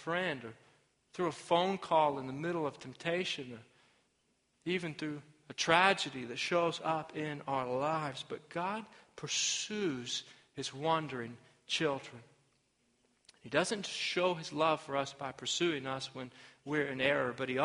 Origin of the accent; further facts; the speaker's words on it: Arkansas, United States; my home state of Arkansas